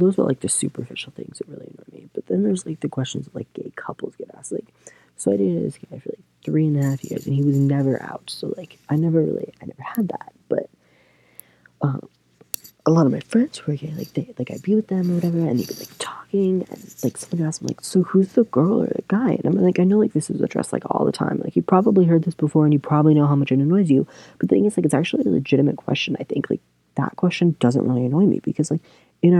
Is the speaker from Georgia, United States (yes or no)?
no; Kentucky, United States; moved away as an adult; now in Michigan, United States; I grew up in Kentucky